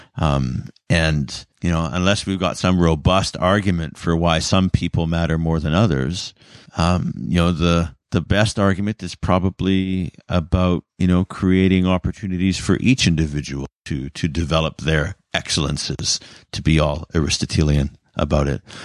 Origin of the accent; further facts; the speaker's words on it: Canada; as a Canadian